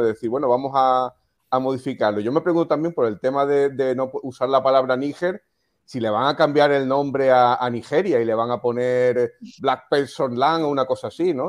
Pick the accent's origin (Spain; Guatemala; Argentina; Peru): Spain; Melilla; yo nací en Melilla, entonces que soy afrodescendiente también